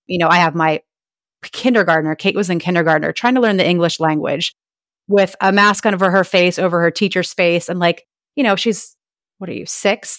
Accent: Ohio, United States; moved away as an adult; also born or lived in Nashville, Tennessee; now in Florida, United States; I'm from Ohio and we have moved around a lot

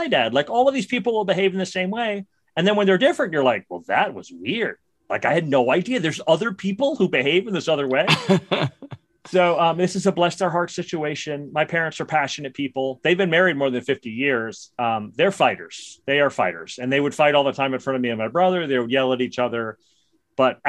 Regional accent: New York City, New York, United States; I grew up in Brooklyn, New York.

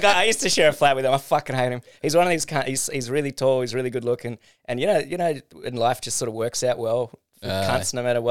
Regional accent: Norfolk Island; I was born on Norfolk Island.

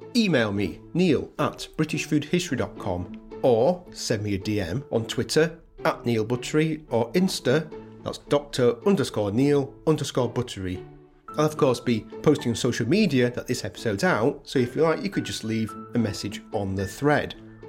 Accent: Yorkshire and the Humber, United Kingdom; being from Yorkshire, stroke north of England

